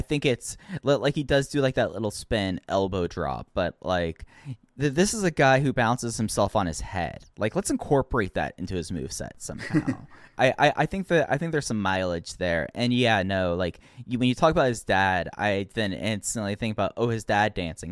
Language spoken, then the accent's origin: English; Dallas, Texas, United States; growing up in Dallas Fort Worth